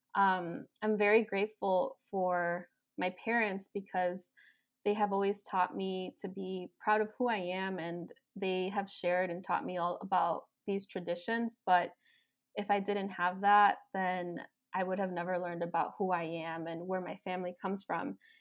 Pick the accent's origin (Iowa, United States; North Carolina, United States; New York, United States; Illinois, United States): Illinois, United States; Chicago; I was born and raised in Chicago